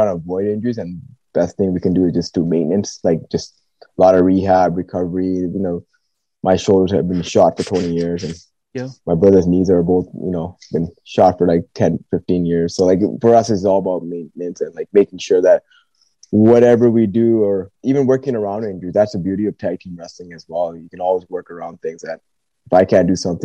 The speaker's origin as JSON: {"language": "English", "country": "Canada", "tie": "born or raised there", "said": "growing up in Canada"}